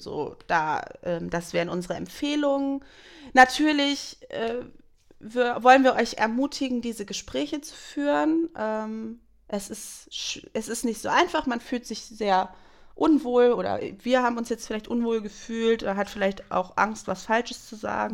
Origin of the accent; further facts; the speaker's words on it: Germany; wir als Deutsche